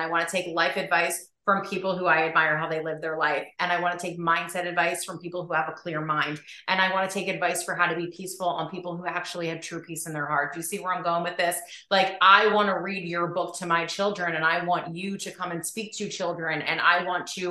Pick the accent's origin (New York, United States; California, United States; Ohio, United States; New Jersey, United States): New Jersey, United States; I'm a girl from Jersey